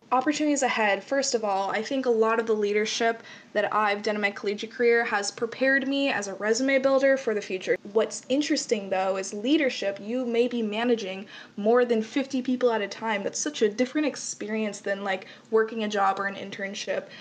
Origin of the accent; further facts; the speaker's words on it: Las Vegas, Nevada, United States; I am born and raised in Las Vegas, raised through the Clark County School District